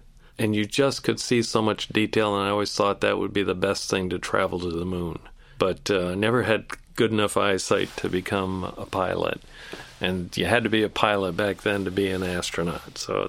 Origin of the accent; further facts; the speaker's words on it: Natural Bridge, New York, United States; also born or lived in Saranac Lake, New York; The town I grew up in was a small hamlet, Natural Bridge, New York, and it's about 30 miles northeast of Watertown, New York, which is 60 miles north of Syracuse, New York, which is right in the middle of the state. So we're very close to Canada